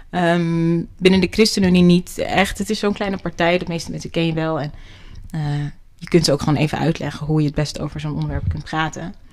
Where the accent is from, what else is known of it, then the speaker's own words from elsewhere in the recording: Netherlands; Ik ben gewoon Nederlandse.